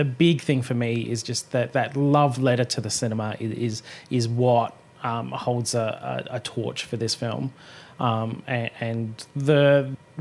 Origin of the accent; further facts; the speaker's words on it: Australia; We're Australians.